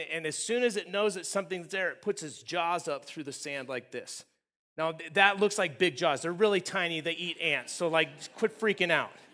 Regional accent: Southern California, United States; I grew up in Southern California, uh, in the desert area

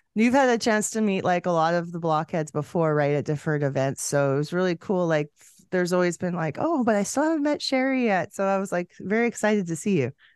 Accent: Canada; we're both Canadian.

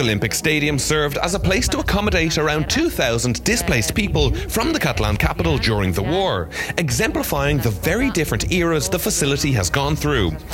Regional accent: Ireland; as an Irish person

